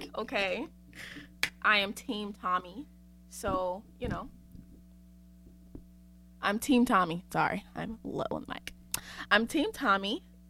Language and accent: English; Winnsboro, South Carolina, United States; Yeah, I'm from Winsboro, South Carolina. The sticks. There is nothing there but black people and grass. So, yes. That's where I'm from.